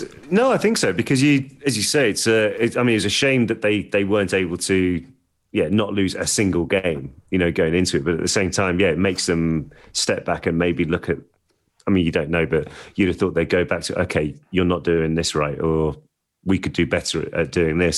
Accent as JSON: {"language": "English", "town": "Birmingham", "region": "West Midlands", "country": "United Kingdom", "tie": "born or raised there", "said": "I grew up in North Birmingham"}